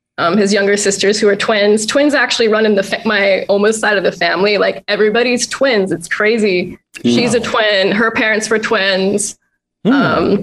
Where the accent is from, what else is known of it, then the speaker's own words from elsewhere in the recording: near Elm Rock Park, Bay Area, California, United States; I grew up near Elm Rock Park